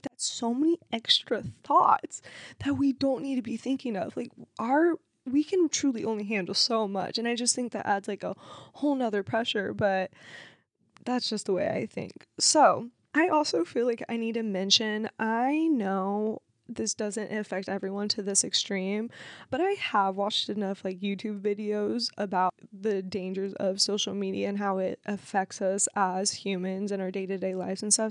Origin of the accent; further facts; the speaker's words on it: Cincinnati, Ohio, United States; I was born in Cincinnati, Ohio